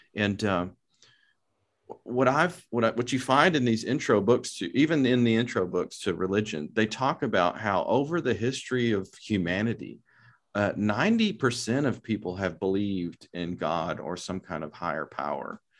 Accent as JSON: {"language": "English", "town": "Lubbock", "region": "Texas", "country": "United States", "tie": "born or raised there", "also_born_or_lived": "Dallas, Texas", "said": "I'm from Lubbock, Texas. I grew up in the West Texas area"}